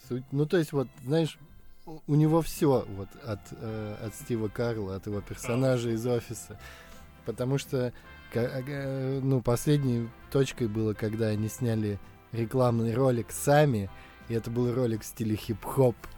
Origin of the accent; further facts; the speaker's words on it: Saint Petersburg, Russia; мы петербуржцы